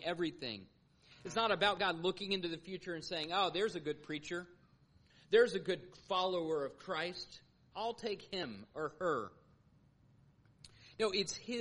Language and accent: English; Atlanta, Georgia, United States; moved away as an adult; also born or lived in St. Louis / Norfolk; my growing up in Atlanta